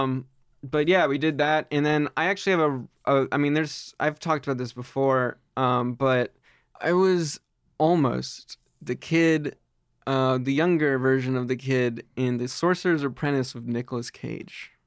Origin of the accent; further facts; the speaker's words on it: Reading, Pennsylvania, United States; I'm from Reading, Pennsylvania